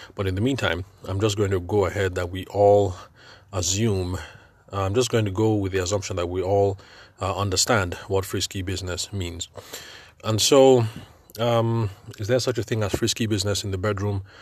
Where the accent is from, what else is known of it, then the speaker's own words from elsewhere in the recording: Nigeria; I'm Nigerian and I'm podcasting from Nigeria